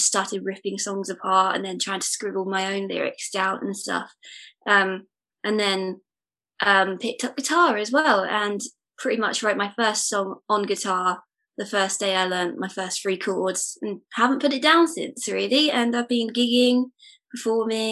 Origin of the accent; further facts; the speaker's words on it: Essex, East of England, United Kingdom; I've always lived in Essex